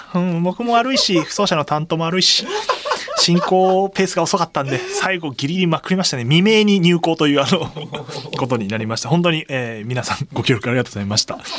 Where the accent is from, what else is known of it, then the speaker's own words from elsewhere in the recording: Saitama, Japan; 僕の出身でもある埼玉